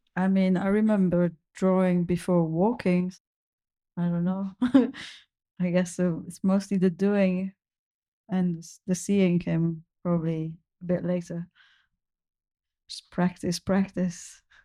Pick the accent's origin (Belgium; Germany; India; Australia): Belgium; moved away; I'm originally from Belgium.